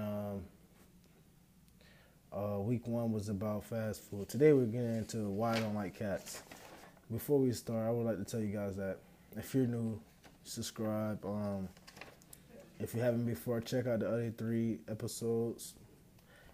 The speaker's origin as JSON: {"language": "English", "town": "Pahokee", "region": "Florida", "country": "United States", "tie": "born or raised there", "said": "growing up in Pahokee"}